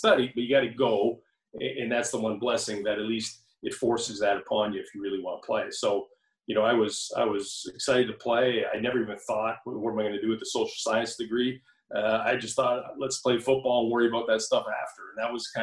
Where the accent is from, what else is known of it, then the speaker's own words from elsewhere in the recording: Hamilton, Ontario, Canada; I'm from Hamilton, went to high school, you know, grade school in Hamilton, high school in Hamilton